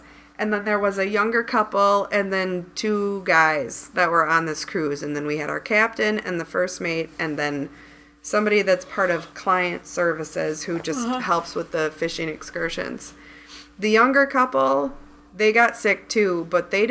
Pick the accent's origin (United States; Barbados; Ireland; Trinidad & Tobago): United States; Midwest; we're from the Midwest.